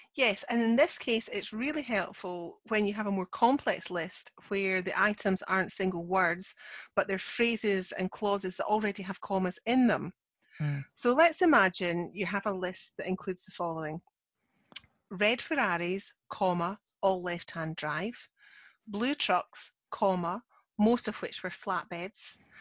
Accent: Scotland, United Kingdom; I'm the Scottish one

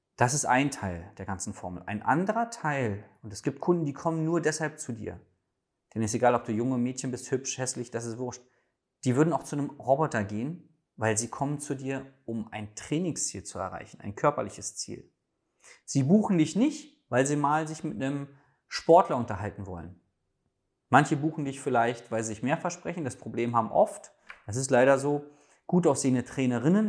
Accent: Berlin, Germany; als Berliner darf ich

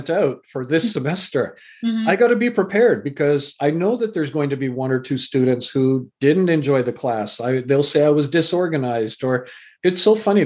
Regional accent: Canada; also born or lived in England; I was born in England, raised in Canada

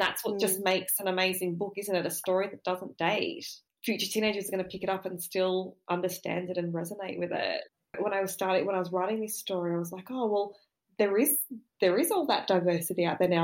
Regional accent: Sydney, New South Wales, Australia; I grew up in Sydney, but I grew up in Southwest Sydney, I grew up in the suburbs

